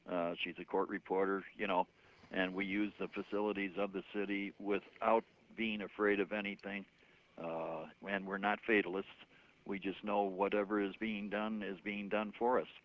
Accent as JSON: {"language": "English", "town": "Chicago", "region": "Illinois", "country": "United States", "tie": "born or raised there", "said": "my family uh, was born and raised in Chicago while we are uh, in the su- far su- su- sub- southern south suburbs."}